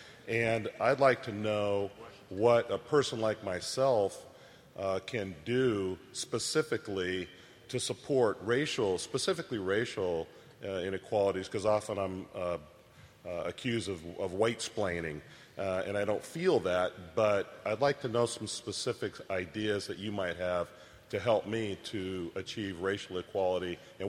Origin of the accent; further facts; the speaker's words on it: Oakland, California, United States; I grew up in Oakland, California. I went to Skyline High School with Eric Fernston, the great Boston Celtics center. And growing up in Oakland, as I stand here today, I treasure that experience, because it was a very multicultural environment for me.